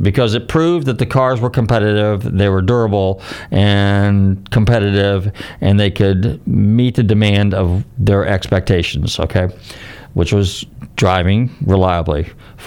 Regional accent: Bay Area, Northern California, United States; now in Clearwater, United States; I grew up in Northern California, so we were kind of like in the Bay Area.

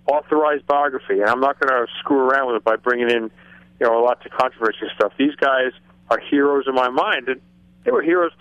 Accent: Long Island, New York, United States; moved away; I grew up on Long Island

